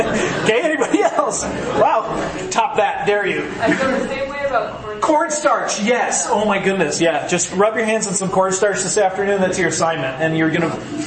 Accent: Green Bay, Wisconsin, United States; now in Rapid City, United States; I grew up in Green Bay, Wisconsin

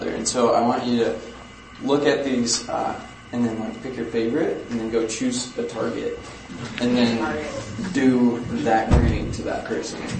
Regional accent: Ukraine; I guess a little context is that I grew up in Ukraine in a missionary household.

